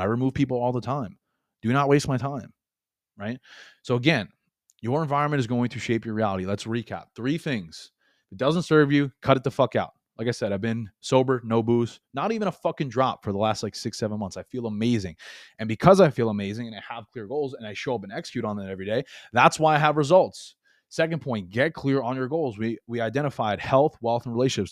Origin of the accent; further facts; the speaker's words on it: New York, United States; moved away as an adult; now in Florida, United States; I was born and raised in New York, and I moved from New York to Florida a couple years ago